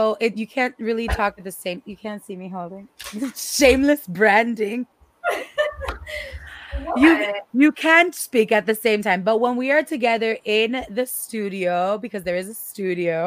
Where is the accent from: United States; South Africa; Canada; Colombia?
United States; Miami, Florida; I am from Miami and I am Cuban